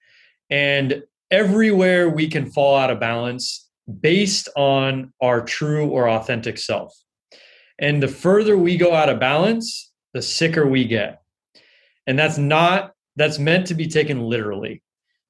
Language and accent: English; Los Angeles, California, United States; I grew up in Los Angeles